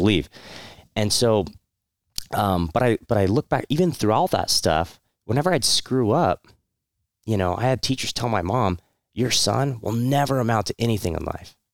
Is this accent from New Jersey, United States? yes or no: no; Santa Clarita, California, United States; also born or lived in Monterey Park; the longest period of my life was more, uh, Santa Clarita, uh, it's, uh, northern L A County.